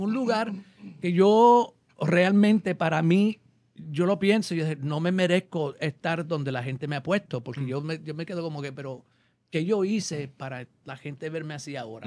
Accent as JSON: {"language": "Spanish", "region": "New York", "country": "United States", "tie": "born or raised there", "also_born_or_lived": "Puerto Rico", "moved": "yes", "lives_now": "Los Angeles, United States", "said": "soy nacido y criado en Nueva York."}